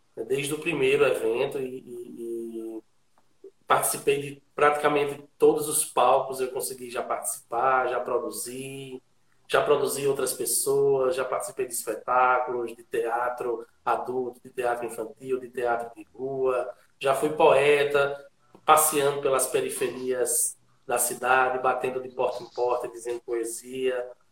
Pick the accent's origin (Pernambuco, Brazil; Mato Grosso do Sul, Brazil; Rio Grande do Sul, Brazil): Pernambuco, Brazil; Garanhuns; also born or lived in Olinda; eu sou de Garanhuns, eu moro em Garanhuns, eu passei muito pouco tempo fora, morei dois ou três anos ali em Olinda, mas a minha raiz ela está toda aqui